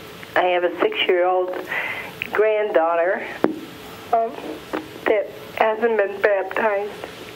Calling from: Dearborn, Michigan, United States; from Dearborn.

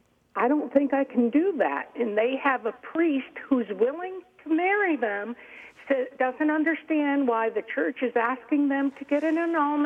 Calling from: New York, United States; Upstate New York, Albany Diocese.

